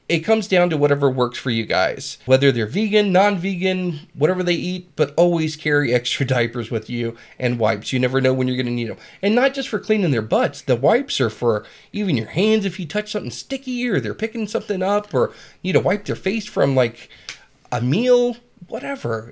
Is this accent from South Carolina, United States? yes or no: yes; South Carolina, United States; moved away; also born or lived in San Diego, California; I was born in Southern California, San Diego. Uh, raised a few, few years there until my parents got a divorce and my father took me to South Carolina.